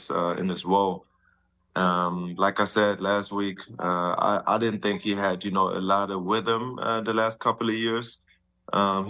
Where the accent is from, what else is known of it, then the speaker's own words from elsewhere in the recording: Germany; moved away; we had Prinzenpark, it's called, back in my hometown